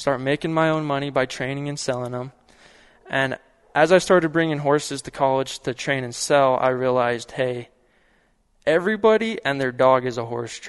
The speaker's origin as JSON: {"language": "English", "area": "Emery County", "region": "Utah", "country": "United States", "tie": "born or raised there", "said": "I grew up on a ranch here over in Emory County"}